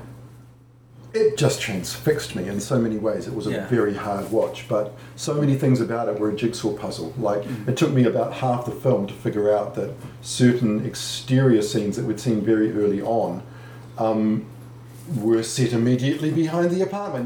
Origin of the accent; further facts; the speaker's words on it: New Zealand; as a New Zealander